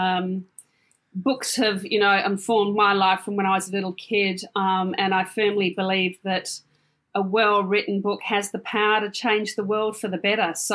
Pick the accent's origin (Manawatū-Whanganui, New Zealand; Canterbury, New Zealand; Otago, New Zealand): Manawatū-Whanganui, New Zealand; Palmerston North; I grew up in a little town in New Zealand called Palmerston North